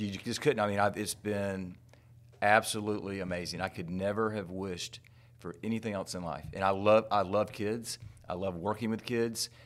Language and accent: English; Tallahassee, Florida, United States; I was born in Tallahassee fifty-eight years ago